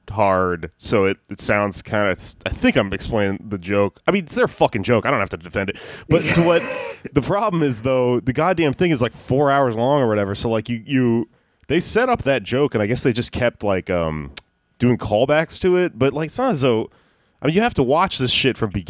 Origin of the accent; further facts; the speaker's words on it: Jamaica; I'm Jamaican. I don't love weed, and I'm coming.